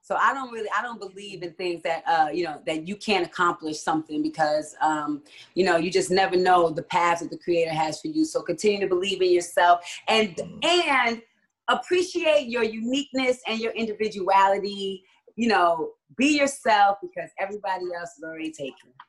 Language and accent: English; Hawaii, United States; I'm a, my family. I'm from Hawaii, so when I first saw it, I really connected with the meaning of you know just water